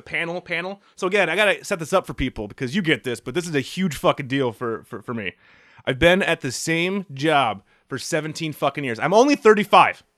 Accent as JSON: {"language": "English", "country": "United States", "said": "I'm an American"}